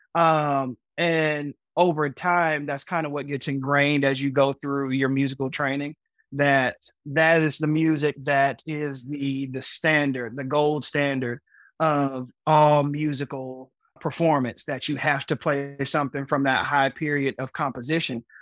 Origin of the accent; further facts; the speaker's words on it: Chattanooga, Tennessee, United States; I am from Chattanooga, Tennessee